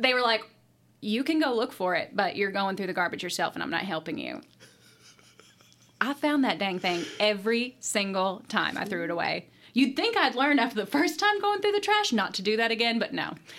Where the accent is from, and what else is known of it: Kentucky, United States; born or raised there; accent: country